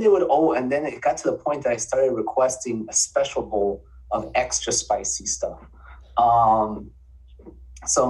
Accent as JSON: {"language": "English", "town": "Miami", "region": "Florida", "country": "United States", "tie": "born or raised there", "lives_now": "Central Florida, United States", "said": "I'm born and raised in Miami"}